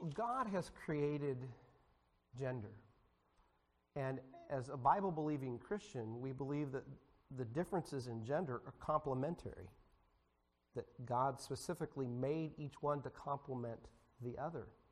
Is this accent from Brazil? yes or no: no; United States; As American citizens